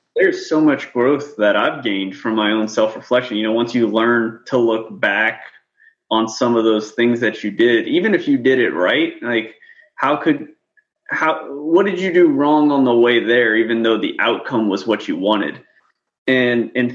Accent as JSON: {"language": "English", "town": "New Orleans", "region": "Louisiana", "country": "United States", "tie": "born or raised there", "moved": "as an adult", "lives_now": "Kuwait", "said": "I grew up in New Orleans, Louisiana"}